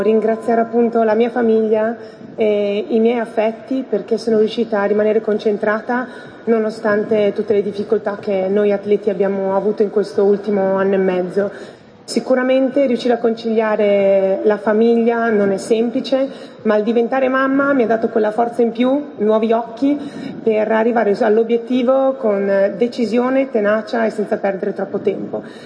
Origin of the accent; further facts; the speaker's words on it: Udine, Friuli-Venezia Giulia, Italy; also born or lived in Carlino; ritornare a Udine, nella mia città natale